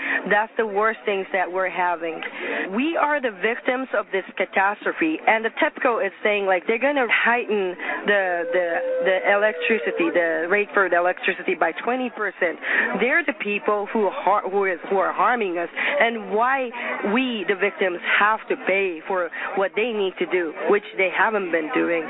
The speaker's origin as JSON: {"language": "English", "town": "Sendai", "region": "Miyagi", "country": "Japan", "said": "And I'm a mother from Sendai City, Miyagi Prefecture, that is next to Fukushima."}